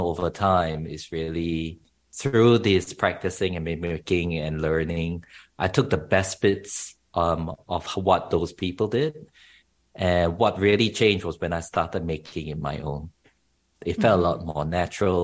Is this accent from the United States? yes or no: no; Singapore; moved away as an adult; now in Australia; I grew up in Asia, in Singapore specifically